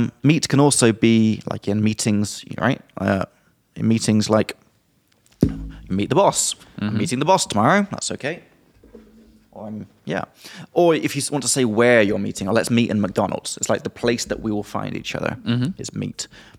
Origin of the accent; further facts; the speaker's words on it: South West England, United Kingdom; Well, I'm from Somerset and I got these long R's.